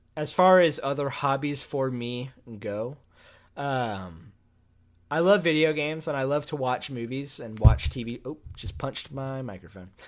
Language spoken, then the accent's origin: English; Austin, Texas, United States; also born or lived in Tennessee / Indiana; I was raised in Austin, Texas as well.